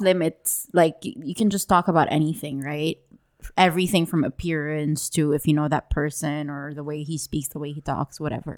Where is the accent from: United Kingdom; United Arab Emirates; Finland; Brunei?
United Arab Emirates; Dubai; I grew up in Dubai as well